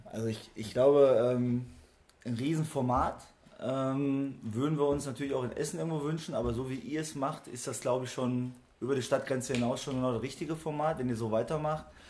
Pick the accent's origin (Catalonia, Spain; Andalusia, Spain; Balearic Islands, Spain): Catalonia, Spain; area of Malgrat de Mar; moved away; das liegt für mich auch natürlich relativ nah aufgrund der Herkunft. Also ich bin aus der Ecke.